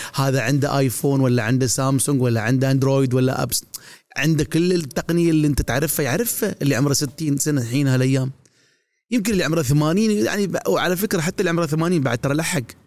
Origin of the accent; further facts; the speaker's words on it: Dubai, United Arab Emirates; عندنا في دبي